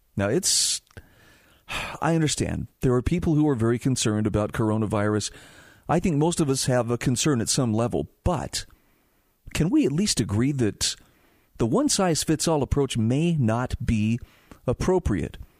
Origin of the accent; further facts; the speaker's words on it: Utah, United States; my home state of Utah